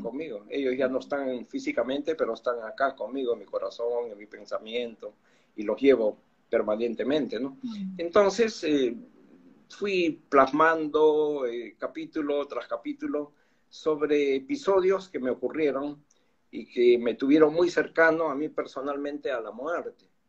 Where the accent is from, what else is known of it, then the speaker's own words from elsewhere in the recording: Lima, Peru; yo soy de Lima, tú sabes, Perú.